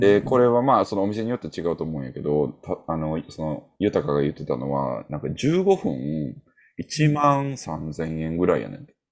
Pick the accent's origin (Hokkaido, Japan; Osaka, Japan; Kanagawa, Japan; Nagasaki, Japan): Osaka, Japan; 俺は何は大阪人やからさ